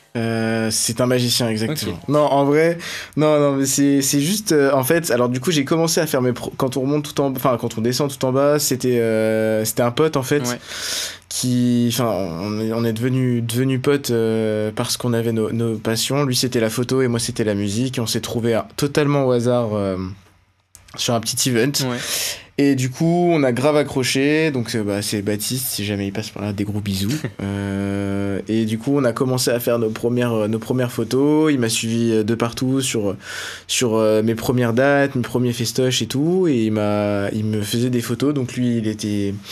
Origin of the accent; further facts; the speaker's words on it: Beaune, Bourgogne-Franche-Comté, France; je viens de Beaune, euh, en Côte d'Or